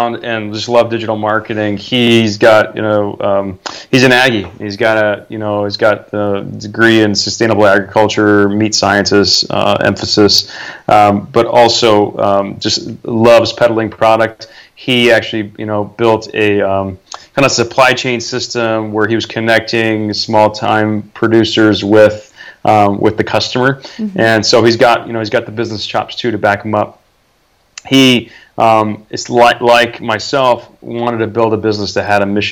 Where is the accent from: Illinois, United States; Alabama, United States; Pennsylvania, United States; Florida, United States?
Florida, United States; also born or lived in Iowa; now in Southern California, United States; I was born and raised in Florida